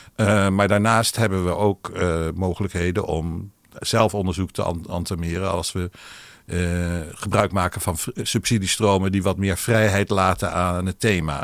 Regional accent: Netherlands; first language Hebrew; Dutch is a second language; toen ze weer in Nederland terugkwamen eh, na de oorlog, toen eh, ben ik dus opgegroeid met uh, Ivriet als eerste taal

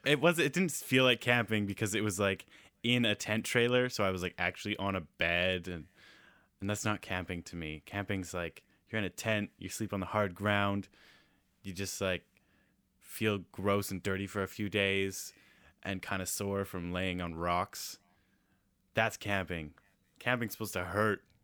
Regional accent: Nanaimo, British Columbia, Canada; Taylor and I grew up in Nanaimo

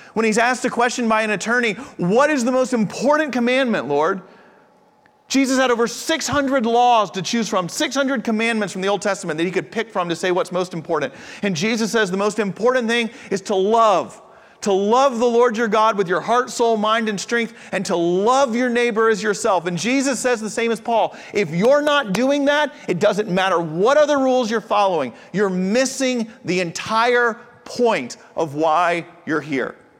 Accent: United States; also born or lived in Japan; I'm from the States

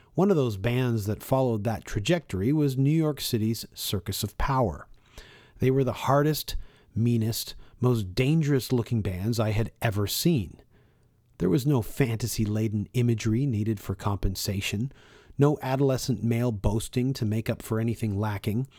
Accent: Toronto, Ontario, Canada; I grew up at uh, Finch and uh, Don Mills and Finch.

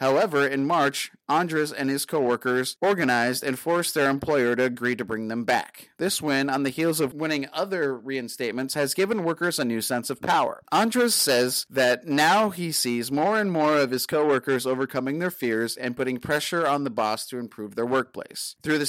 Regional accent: Boston, Massachusetts, United States; now in New Bedford, United States; I'm from South Boston. I was born and raised here. Now I live in New Bedford, so I drive over 100 miles a day just to get to work

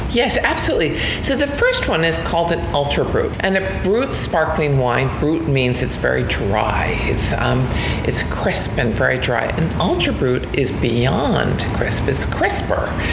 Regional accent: New Jersey, United States; I grew up in New Jersey

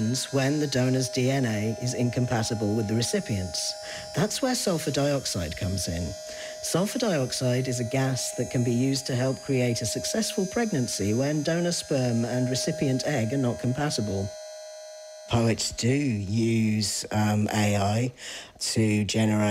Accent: East Anglia, East of England, United Kingdom; now in Ireland; the part of England that I'm originally from East Anglia

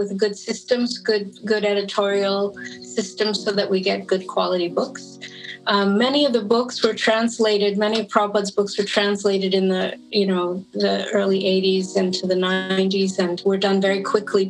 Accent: Toronto, Ontario, Canada; I'm from Toronto, and I joined there in 1975

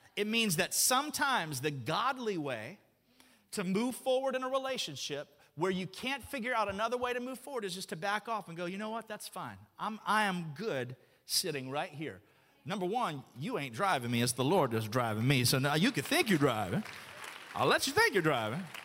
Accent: Alabama, United States; moved away; I grew up in Alabama

